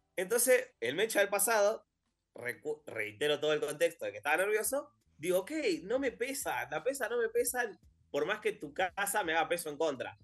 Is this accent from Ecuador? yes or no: no; Argentina